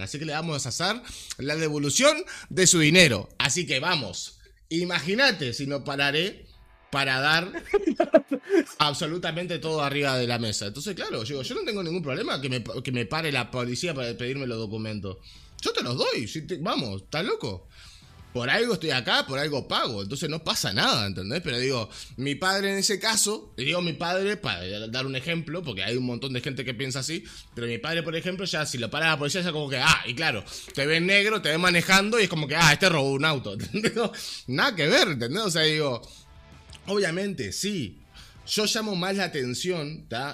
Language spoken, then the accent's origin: Spanish; Montevideo, Uruguay; crecí en Malvin